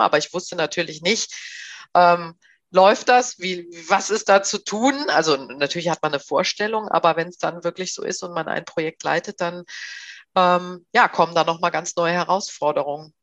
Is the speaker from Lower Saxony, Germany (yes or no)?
no; Bergisches Land, North Rhine-Westphalia, Germany; now in Berlin, Germany; ich komme eigentlich ursprünglich aus dem ja, aus Nordrhein-Westfalen, aus dem Bergischen Land, aus dem Rheinland. Und ähm, ich lebe hier in Berlin